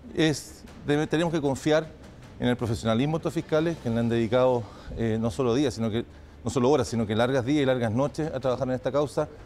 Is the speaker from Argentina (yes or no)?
no; Chile; Eso lo enfrentamos como chilenos